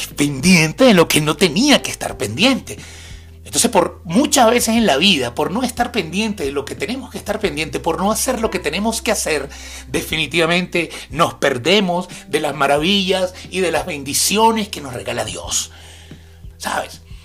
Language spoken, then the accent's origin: Spanish; Maracay, Aragua, Venezuela; de San José, Maracay, mi feria, allá en mi ciudad